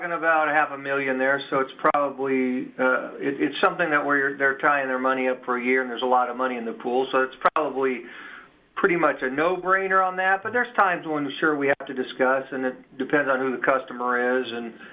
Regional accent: Germany; I'm from Germany.

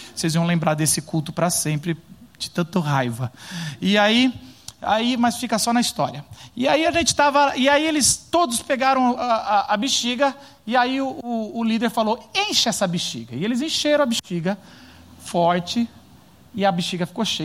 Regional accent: Paulista, São Paulo, Brazil; a gente é paulista.

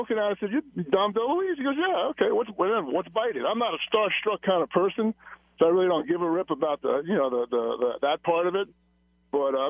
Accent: Long Island, New York, United States; I grew up on Long Island, New York

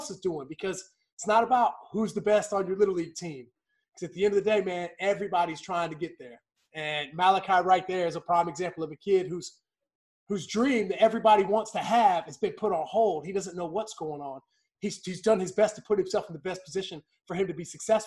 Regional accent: West Virginia, United States; growing up in West Virginia

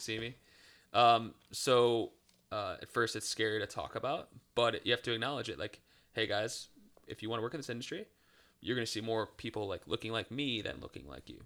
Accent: Cleveland, Ohio, United States; now in Charlotte, United States; I'm from Cleveland, Ohio.

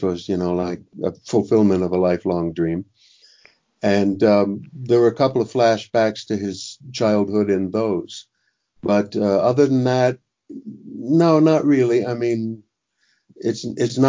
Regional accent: Miami, Florida, United States; my past growing up in Miami

